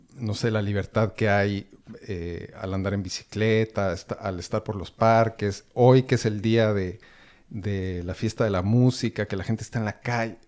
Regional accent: Mexico; now in Berlin, Germany; estamos tres que somos mexicanos, que llevamos mucho tiempo viviendo fuera en este país

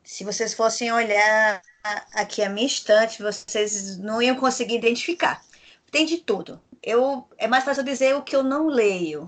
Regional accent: Rio Grande do Norte, Brazil; eu sou potiguar

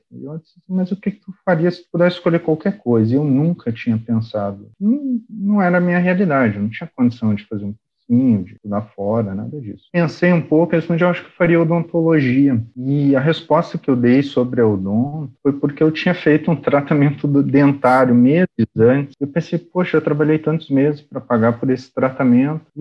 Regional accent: Venâncio Aires, Rio Grande do Sul, Brazil; Uma cidadezinha pequena, chamada Venâncio Aires.

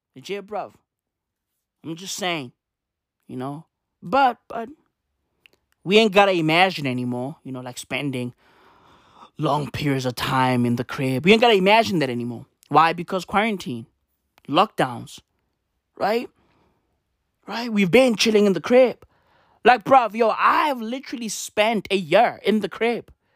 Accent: South Africa; I was born in South Africa.

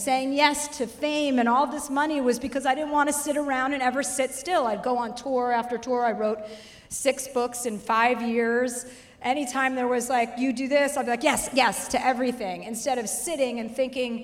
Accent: New Jersey, United States; now in Los Angeles, United States; I live in LA and I'm from New Jersey

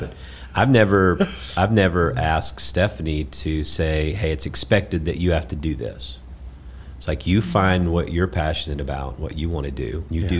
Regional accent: Georgia, United States; you know, we're from South Georgia.

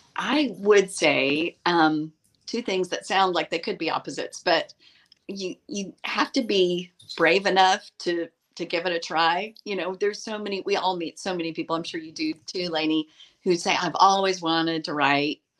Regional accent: East Tennessee, United States; also born or lived in Washington, D.C.; I grew up in the mountains of East Tennessee. I was born in Washington, D.C., but really did my growing up in, in the mountains of East Tennessee.

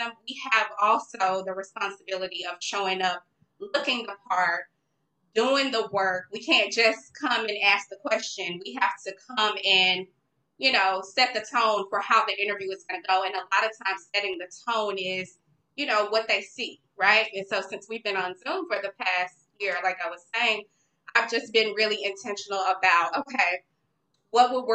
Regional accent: Dallas, Texas, United States; I got an internship at Dallas Weekly. I'm from Dallas

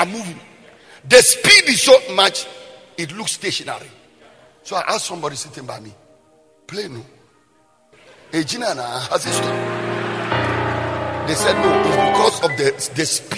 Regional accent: Bolgatanga, Upper East, Ghana; I was born in Ghana. I was born in the Upper East region. I was born in the northern part of Ghana.

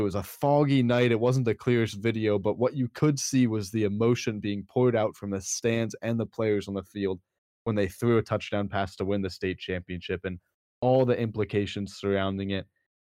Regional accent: Pennsylvania, United States; as some of you may know, I'm from Southeastern PA, huge Philadelphia sports fan.

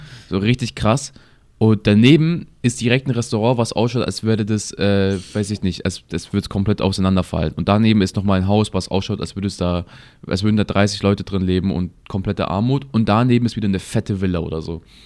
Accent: Munich, Bavaria, Germany; ich lebe jetzt, seitdem ich geboren bin in München

